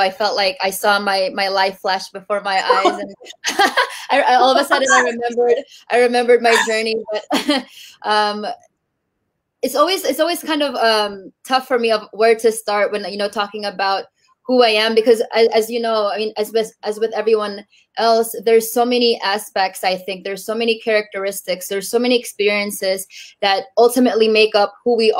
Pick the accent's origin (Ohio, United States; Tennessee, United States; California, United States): California, United States; Bay Area; born or raised there; also born or lived in Tacloban City, Philippines